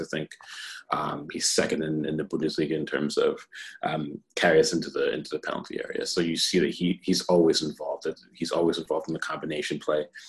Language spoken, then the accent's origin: English; United States; being an American